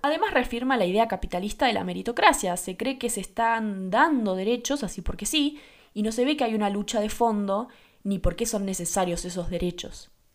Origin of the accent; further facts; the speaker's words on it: Argentina; yo soy de Argentina